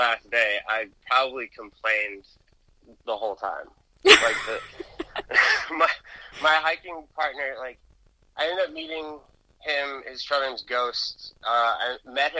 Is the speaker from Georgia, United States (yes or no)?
yes; Atlanta, Georgia, United States; also born or lived in Jersey City, New Jersey; I grew up in Atlanta.